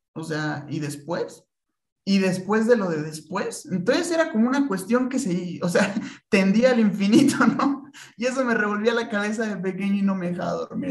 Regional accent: Tlaxcala, Mexico; moved away as an adult; also born or lived in Puebla / Querétaro; yo estudié toda mi vida en Tlaxcala y hasta la universidad fue que vine a Puebla, digo a Puebla, a Querétaro, es que nací en Puebla realmente

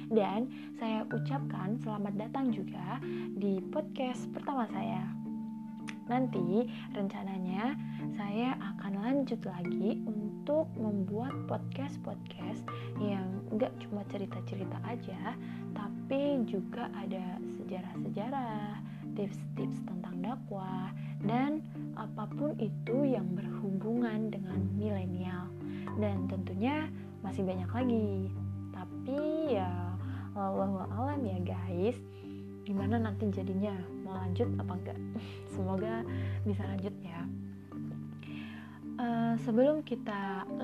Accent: Java, Indonesia; kalau dilihat dari namanya pasti teman-teman tahu kan saya itu orang mana hmm. ya saya adalah Wong Jawa guys hmm, saya orang Jawa guys

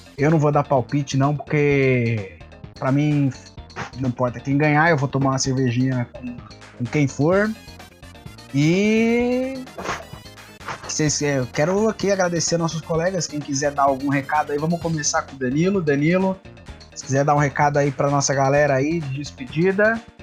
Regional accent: Brazil; A gente é brasileiro

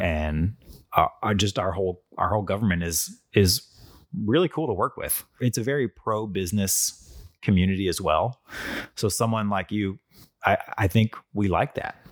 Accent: North County, Missouri, United States; I grew up in North County.

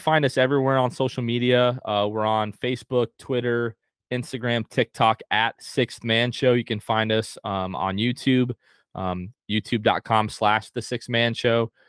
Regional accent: north of Tampa, Florida, United States; also born or lived in New Jersey / North Carolina; they moved here to Florida, uh, we've been, um, in, like, the, like, a little bit north of Tampa for the last, uh, like, twenty-six years

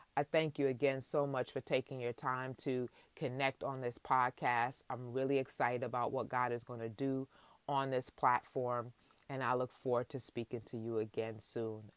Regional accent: New York City, New York, United States; I was born and raised in Queens, New York, to my parents, of Jamaican descent

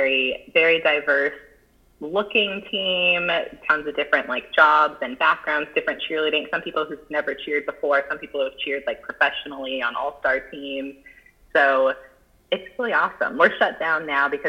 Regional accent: Phoenix, Arizona, United States; moved away; I went to Sunny Slope High School. I don't know if you've ever heard of that, but it's in Central, Phoenix

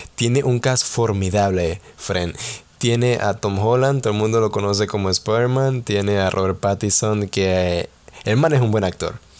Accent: Panama; soy panameño

